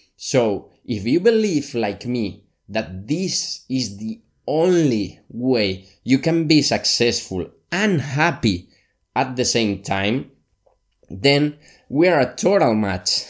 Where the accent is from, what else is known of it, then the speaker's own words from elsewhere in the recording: Valencia, Valencian Community, Spain; also born or lived in Barcelona; my hometown, Valencia, in Spain